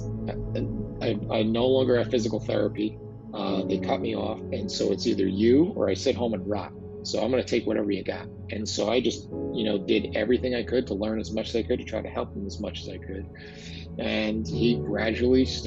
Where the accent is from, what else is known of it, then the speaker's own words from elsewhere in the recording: New Jersey, United States; As you could tell by my exotic accent, I am from New Jersey